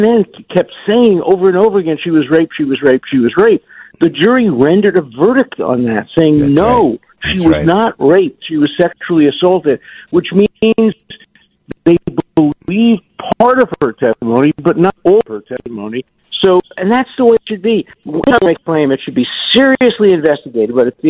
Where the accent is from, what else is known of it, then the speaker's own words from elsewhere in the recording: New York City, New York, United States; I was born in Williamsburg. And then we moved to Borough Park when I was 3 or 4 years old